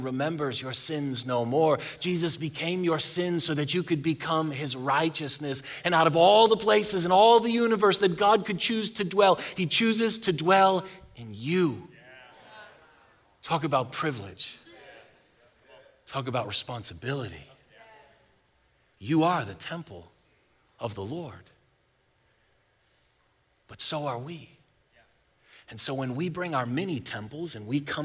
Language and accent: English; Buffalo, New York, United States; moved away as an adult; now in Texas, United States; I'm from Buffalo, and we've lived here in Texas for 15 years.